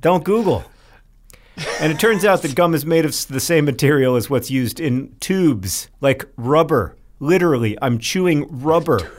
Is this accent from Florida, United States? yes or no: yes; Orlando, Florida, United States; Hank and I grew up in Orlando